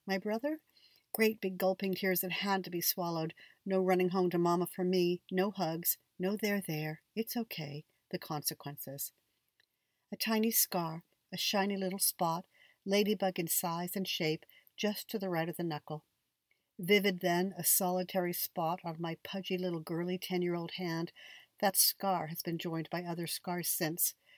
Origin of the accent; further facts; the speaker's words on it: Niagara Falls, Ontario, Canada; when I was a kid growing up in Canada